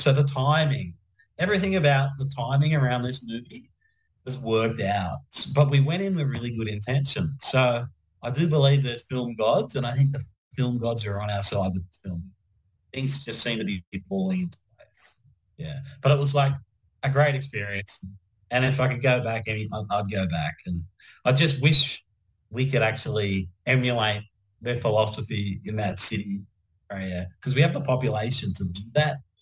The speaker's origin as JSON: {"language": "English", "town": "Penrith", "region": "New South Wales", "country": "Australia", "tie": "born or raised there", "also_born_or_lived": "Mount Druitt", "said": "I grew up in Penrith and Mount Druitt."}